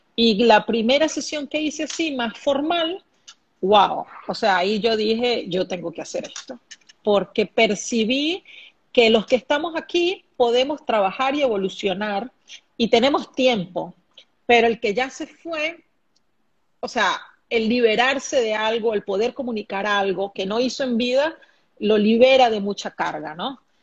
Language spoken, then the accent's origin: Spanish; Venezuela; also born or lived in Brazil / Singapore; now in Panama; Aquí en Panamá actualmente soy venezolana, pero actualmente vivo aquí en Panamá. He vivido en Brasil, Singapur